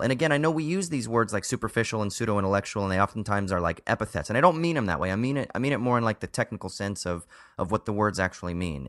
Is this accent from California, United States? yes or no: yes; Southern Orange County, California, United States; I grew up in a neighborhood just like that. I'm from Southern Orange County, right? So I grew up in Yuppieville